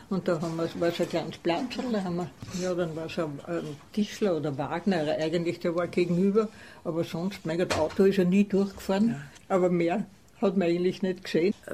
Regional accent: Vienna, Austria; Ich bin in Wien groß geworden und da waren in, auf den Straßen waren noch sehr viele Pferdefuhrwerke zu sehen.

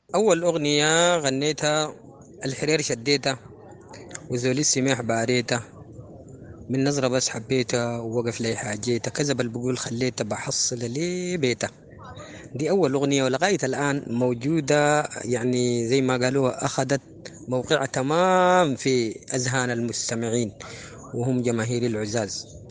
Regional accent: Sudan; نحن السودان دي باعتبارها قارة يعني فيها لهجات

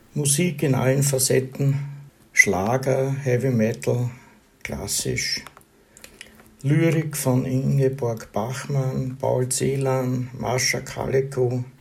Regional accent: southern Burgenland, Austria; moved away as an adult; also born or lived in Graz, Styria / Vienna; Geboren bin ich in Graz, in der Steiermark, aber aufgewachsen und äh, die Schulzeit verbracht habe ich in einer Kleinstadt im südlichen Burgenland

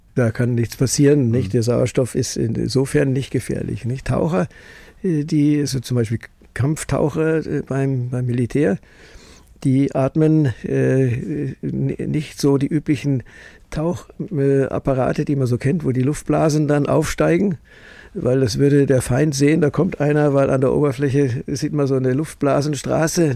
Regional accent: Munich, Bavaria, Germany; also born or lived in Farther Pomerania, Poland; now in Traunstein, Germany; Schule München und äh, Studium in München und Fachausbildung in Medizin in München

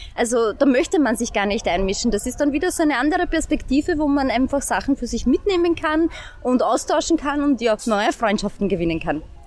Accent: St. Pölten, Lower Austria, Austria; ich bin aus St. Pölten, lebe hier, arbeite hier

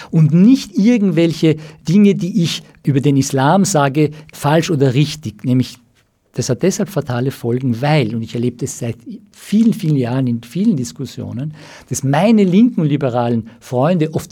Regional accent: Iran; komme aus dem Iran, vielleicht äh, haben die Hörer von den, von den jüngsten Entwicklungen im Iran gehört

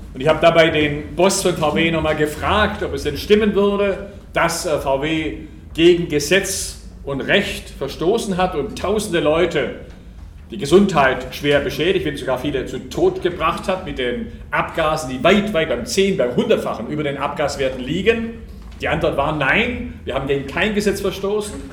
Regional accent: Lake Constance, Swabia, Baden-Württemberg, Germany; accent: Swabian; ich bin Schwabe, ich hoffe, man hört es nicht. Ich komme vom Bodensee, Süddeutschland

